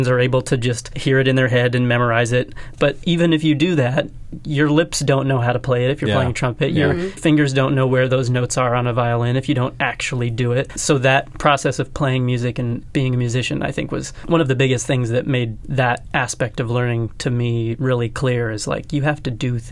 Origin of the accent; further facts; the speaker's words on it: Montana, United States; I grew up in Montana, in the middle of nowhere, on a farm